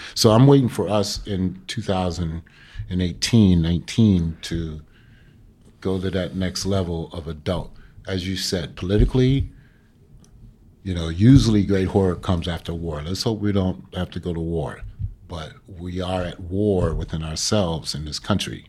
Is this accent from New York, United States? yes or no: yes; New York City, New York, United States; Being a New Yorker